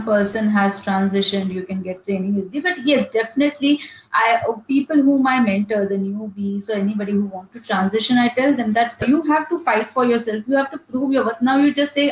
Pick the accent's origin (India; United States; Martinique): India; as being an Indian